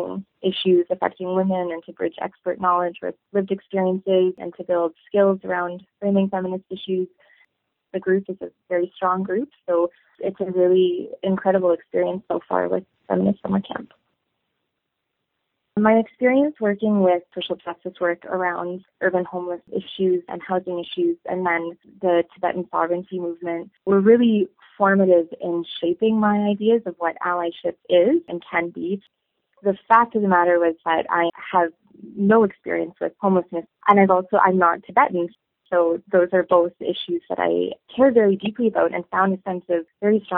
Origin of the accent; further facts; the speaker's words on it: Toronto, Ontario, Canada; moved away as an adult; now in Saskatoon, Canada; I come from Toronto, and I come from a very culturally rich upbringing in an urban center